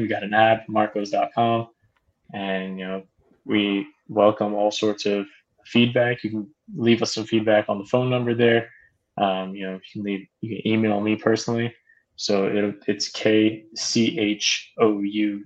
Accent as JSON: {"language": "English", "region": "South Florida", "country": "United States", "tie": "born or raised there", "said": "I've been born and raised in South Florida, went to college at Miami. So South Florida through and through"}